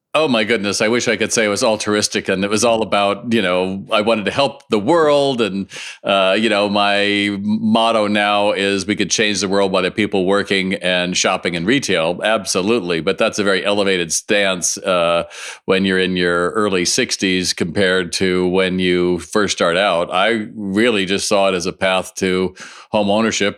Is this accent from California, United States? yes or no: yes; Los Angeles, California, United States; I grew up in Los Angeles